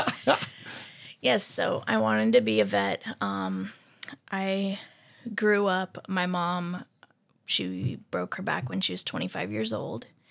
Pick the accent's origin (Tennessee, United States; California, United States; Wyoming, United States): Tennessee, United States; I grew up in Tennessee